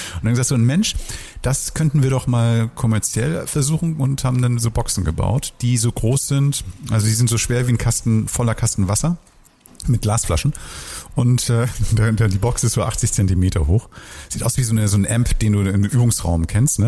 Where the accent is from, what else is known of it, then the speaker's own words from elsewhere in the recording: Hamburg, Germany; ich bin früher mal in Bahrenfeld aufgewachsen